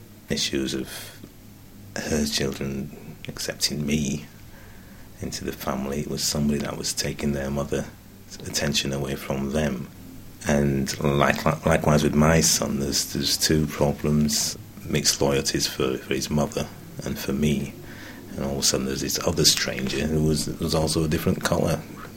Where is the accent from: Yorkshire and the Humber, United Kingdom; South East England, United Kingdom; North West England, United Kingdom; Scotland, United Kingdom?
Yorkshire and the Humber, United Kingdom; Leeds; also born or lived in Curaçao; Well, I was born in Curaçao, which is the Dutch West Indies. My mother was from St. Kitts, Dutch West Indies, and my father from Nevis. My parents, myself, my brother and two sisters came to England and to Leeds in 1960